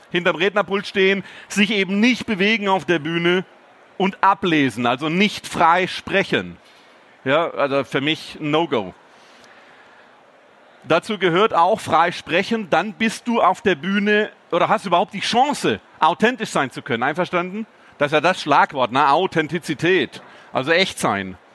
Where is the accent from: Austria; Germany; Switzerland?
Germany; Baden-Württemberg; born there; Übrigens habe ich schon gesagt, dass ich gebürtiger Schwabe bin.